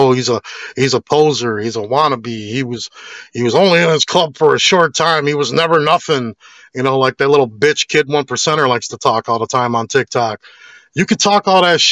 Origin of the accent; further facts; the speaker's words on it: Chicago, Illinois, United States; growing up in Chicago, it made me tough